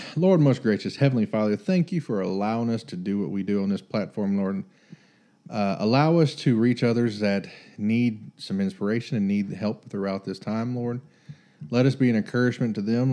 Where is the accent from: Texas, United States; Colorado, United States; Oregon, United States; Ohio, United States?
Texas, United States